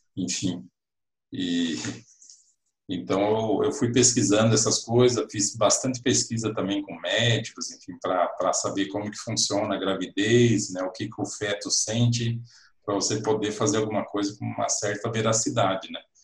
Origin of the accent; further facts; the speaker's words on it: Cascavel, Paraná, Brazil; moved away as an adult; also born or lived in United States; now in Londrina, Brazil; saí lá da minha terra de Cascavel para vir aqui para o norte do Paraná